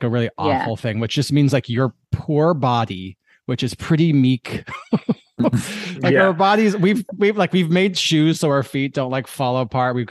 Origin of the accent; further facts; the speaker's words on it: Colorado, United States; I grew up in Colorado.